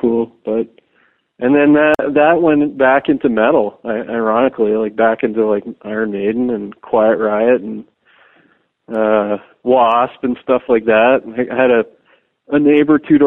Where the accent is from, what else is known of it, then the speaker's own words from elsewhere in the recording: Hamilton, Ontario, Canada; I was born in Hamilton